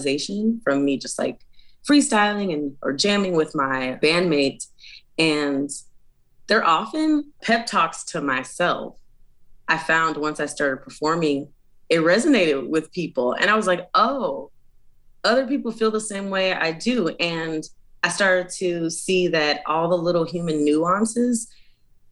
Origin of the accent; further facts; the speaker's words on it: Chicago, Illinois, United States; now in Portland, United States; I am originally from Chicago, Illinois, but I now live in Portland, Oregon